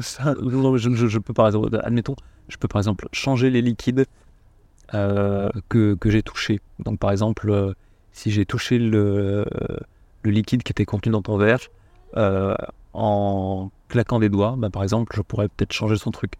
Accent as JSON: {"language": "French", "country": "France"}